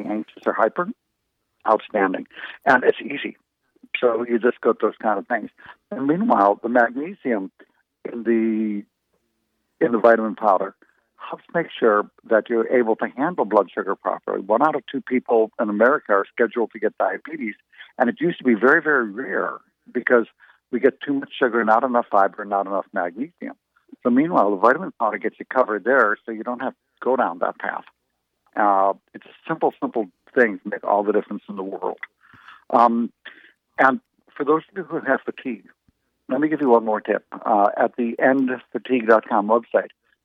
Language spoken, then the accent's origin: English; United States; we grew up in the United States